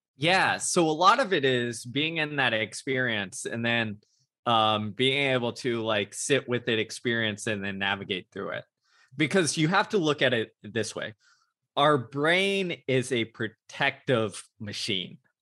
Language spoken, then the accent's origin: English; Houston, Texas, United States; my hometown of Houston, Texas